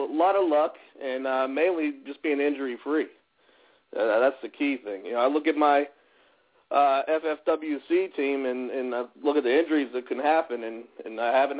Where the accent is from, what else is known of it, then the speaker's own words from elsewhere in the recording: McKeesport, Pennsylvania, United States; Well, I'm from McKeesport, Pennsylvania, and if you're not aware, it's about 20 minutes south of Pittsburgh. I am the community development director for the city of McKeesport.